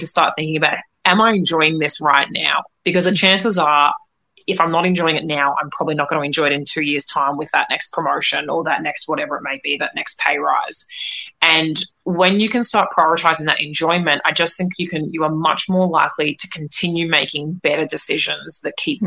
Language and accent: English; Australia; now in United States; I'm in the states at the moment. I grew up in Australia